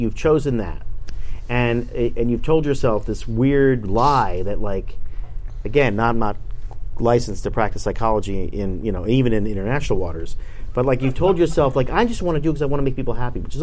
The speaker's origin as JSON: {"language": "English", "town": "Boston", "region": "Massachusetts", "country": "United States", "moved": "yes", "said": "I was from Boston."}